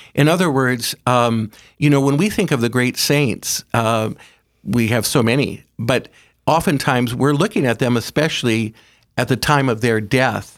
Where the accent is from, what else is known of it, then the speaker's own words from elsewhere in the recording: Aberdeen, South Dakota, United States; I grew up in Aberdeen with my mother and dad